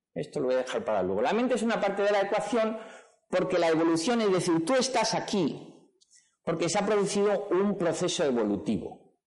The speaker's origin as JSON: {"language": "Spanish", "town": "Madrid", "region": "Community of Madrid", "country": "Spain", "tie": "born or raised there", "said": "yo nací en Madrid, mi padre era del Madrid, me llevaba al Santiago Bernabéu"}